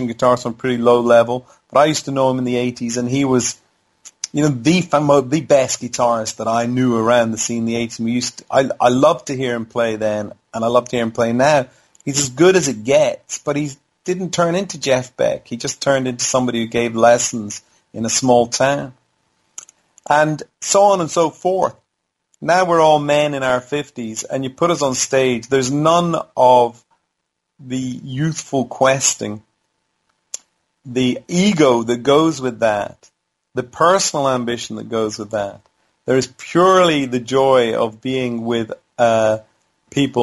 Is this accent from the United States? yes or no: no; Howth, Leinster, Ireland; I grew up in Howth in Ireland